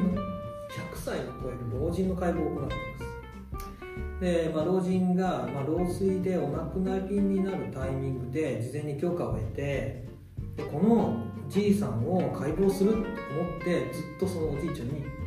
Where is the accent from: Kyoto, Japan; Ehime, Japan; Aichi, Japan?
Ehime, Japan; moved away as an adult; also born or lived in Tokushima; 愛媛県の出身で徳島に行ってたので徳島大学で